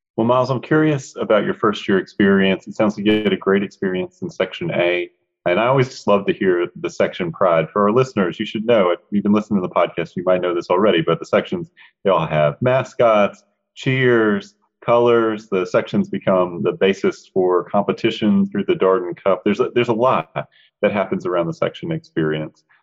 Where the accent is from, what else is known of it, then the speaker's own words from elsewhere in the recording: Charlotte, North Carolina, United States; Charlotte's my hometown